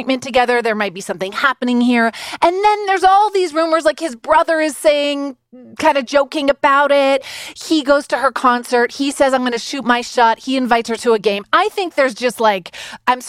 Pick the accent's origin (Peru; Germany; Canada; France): Canada; I'm Canadian